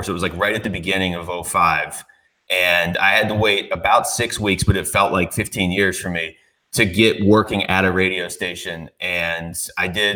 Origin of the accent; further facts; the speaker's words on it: Seattle, Washington, United States; also born or lived in Pittsburgh, Pennsylvania; now in Arizona, United States; I actually grew up in Seattle, so there wasn't hockey there. And I was born in Pittsburgh